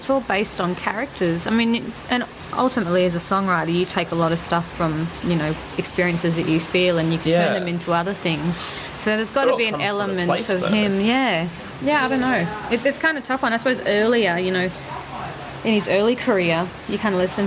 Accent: Darwin, Northern Territory, Australia; now in Sydney, Australia; I lived in Darwin, growing up in Darwin with the planes coming

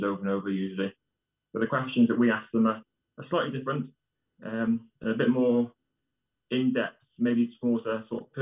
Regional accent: Wales, United Kingdom; I'm Welsh myself

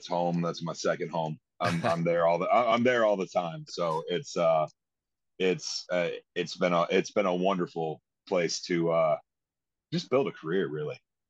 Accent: Northwest Ohio, United States; I didn't grow up in Columbus. I grew up in Northwest Ohio

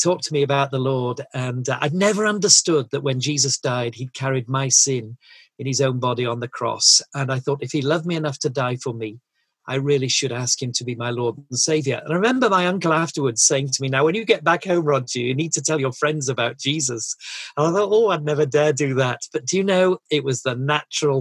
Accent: Yorkshire and the Humber, United Kingdom; I'm a Yorkshireman and brought up in a lovely family.

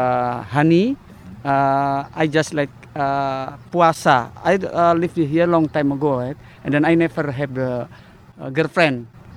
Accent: Magelang, Central Java, Indonesia; English is a second language; also born or lived in Los Angeles; now in Philadelphia, United States; I'm from Indonesia, from Java. Java, Magelang. I live now is Philadelphia.

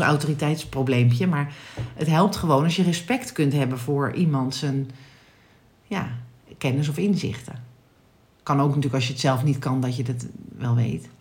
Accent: Netherlands

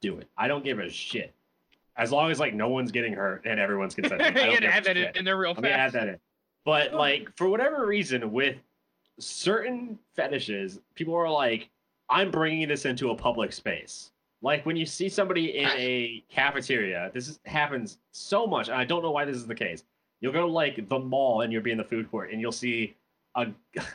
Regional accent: Virginia, United States; a random white guy from Virginia

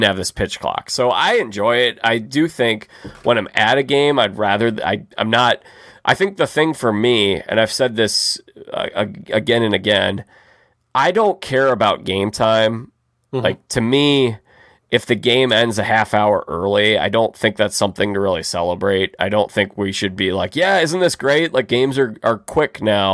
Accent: Chicago, Illinois, United States; growing up in Chicago

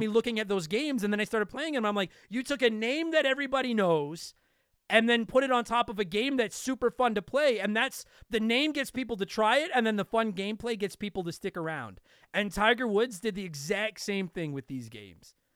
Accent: Canada; I'm Canadian

